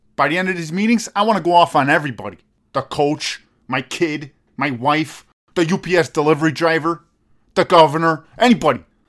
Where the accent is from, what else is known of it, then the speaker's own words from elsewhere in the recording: United States; I was born here